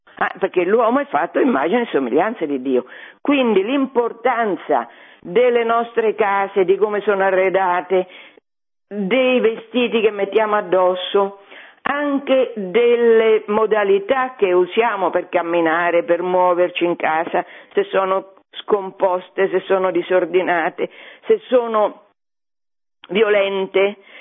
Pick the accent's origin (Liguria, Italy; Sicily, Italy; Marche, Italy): Marche, Italy; Fabriano; io sono di Fabriano